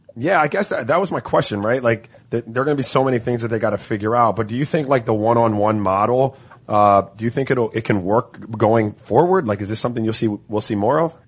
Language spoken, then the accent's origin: English; U.S. Virgin Islands; I was born in St. Croix